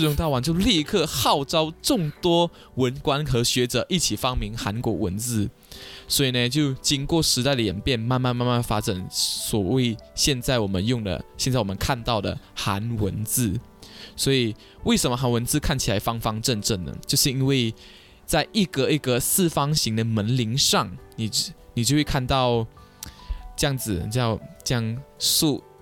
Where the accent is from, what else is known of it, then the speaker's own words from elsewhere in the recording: Kuching, Sarawak, Malaysia; 像我们古晋这边也是有很多海滩